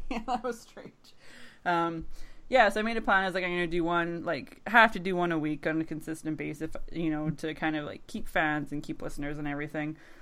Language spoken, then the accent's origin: English; Thunder Bay, Ontario, Canada; accent: Canadian; my Canadian accent